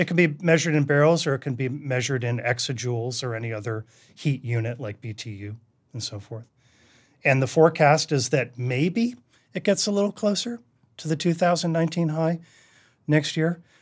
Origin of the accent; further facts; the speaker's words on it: Duxbury, Massachusetts, United States; I grew up in New England